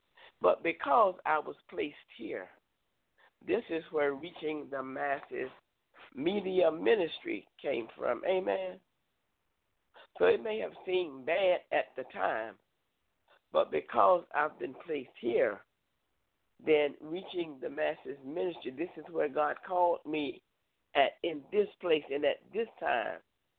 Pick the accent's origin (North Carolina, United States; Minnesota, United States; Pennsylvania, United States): North Carolina, United States; Concord; now in Danville, United States; I came from Charlotte, Concord area and ended up here in Danville.